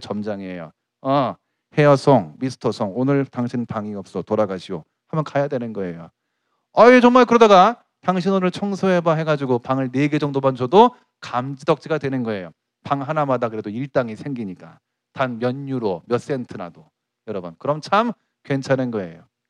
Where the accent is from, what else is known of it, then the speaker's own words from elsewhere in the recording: South Korea; 내 조국 이 한국에서 내가 한국인으로서